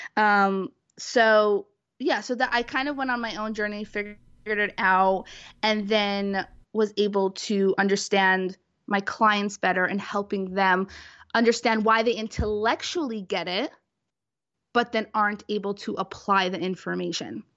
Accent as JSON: {"language": "English", "town": "New York City", "region": "New York", "country": "United States", "said": "I'm from Brooklyn, New York"}